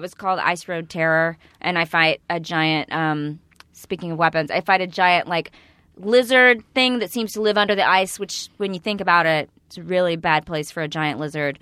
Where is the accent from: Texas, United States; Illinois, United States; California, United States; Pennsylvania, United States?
Texas, United States; East; I'm from East Texas